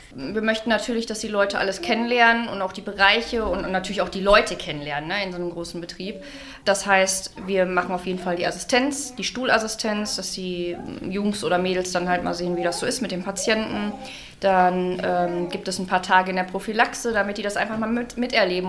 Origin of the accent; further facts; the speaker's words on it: Unna district, North Rhine-Westphalia, Germany; moved away as an adult; now in Dorsten, Germany; ich komme aus dem Kreis Unna, bin vor zwei Jahren hier zugezogen